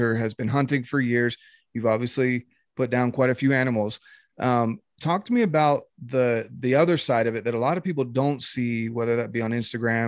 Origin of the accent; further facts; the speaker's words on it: North Carolina, United States; now in Utah, United States; growing up in North Carolina